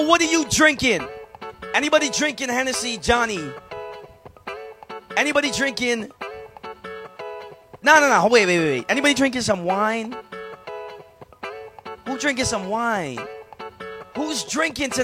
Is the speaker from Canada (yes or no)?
no; Bahamas; I hail all the way from the Bahamas